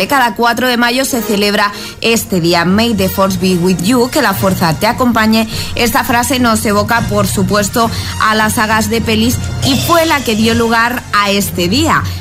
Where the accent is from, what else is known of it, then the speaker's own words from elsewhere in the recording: Las Palmas de Gran Canaria, Canary Islands, Spain; de Las Palmas de Gran Canaria